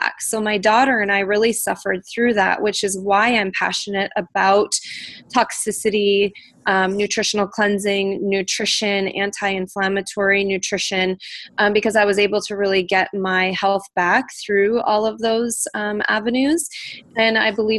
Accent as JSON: {"language": "English", "region": "North Dakota", "country": "United States", "tie": "born or raised there", "moved": "yes", "lives_now": "Minneapolis, United States", "said": "I am from North Dakota, so I grew up with a farm girl ethic."}